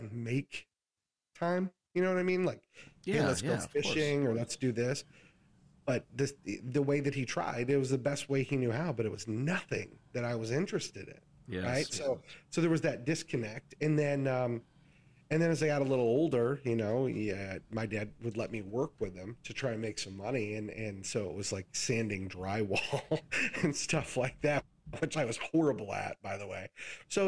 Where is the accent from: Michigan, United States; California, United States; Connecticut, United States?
Michigan, United States; West; I grew up in West Michigan, but nobody in my family had any education